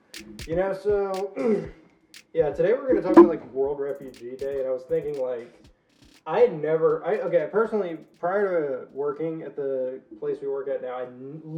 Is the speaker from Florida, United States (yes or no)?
no; Louisiana, United States; accent: Southern; I'm from Louisiana